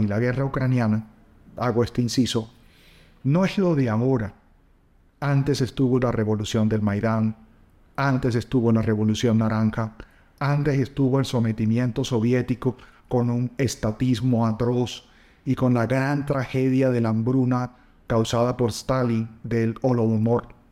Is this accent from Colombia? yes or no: yes; La Guajira, Colombia; crecí en la Guajira colombiana